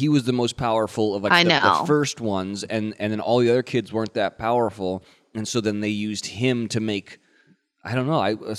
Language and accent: English; near Point Lobos, California, United States; With my hometown, someone got bit by a great white shark swimming outside of Point Lobos